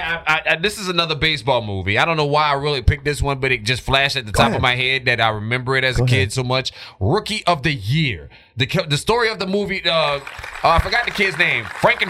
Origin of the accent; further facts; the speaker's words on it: Louisiana, United States; My home state, Louisiana